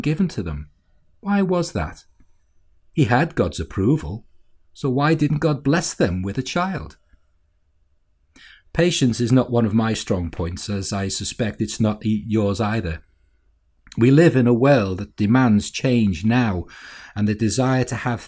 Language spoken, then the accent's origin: English; Walton, United Kingdom; As a young lad growing up in Walton